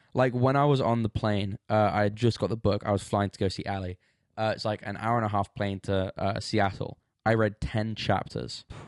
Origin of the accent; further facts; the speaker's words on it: England, United Kingdom; I'm from England